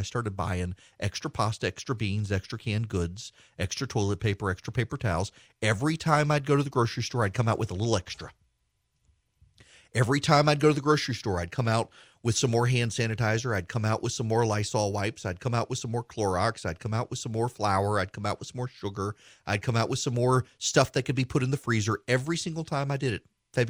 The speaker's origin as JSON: {"language": "English", "region": "Dubai", "country": "United Arab Emirates", "tie": "born or raised there", "said": "When I was a kid, I grew up in Dubai in the Middle East."}